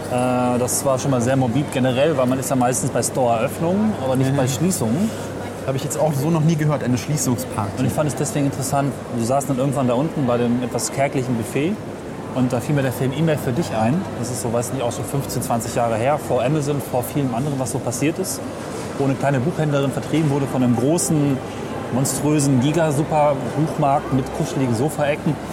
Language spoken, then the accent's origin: German; Lower Saxony, Germany; Also ich komme ja aus dem Umland von Hameln. Und die nächst kleinere Stadt, Hessisch-Ollendorf, ist seitdem ziemlich verfallen.